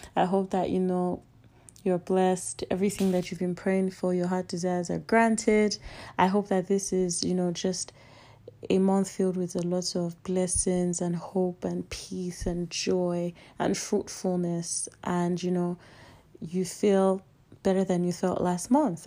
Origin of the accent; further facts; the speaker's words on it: Nigeria; I'm Nigerian